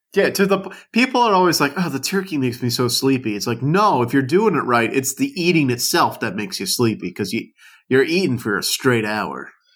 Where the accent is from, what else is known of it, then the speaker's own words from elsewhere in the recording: South Louisiana, United States; I grew up in South Louisiana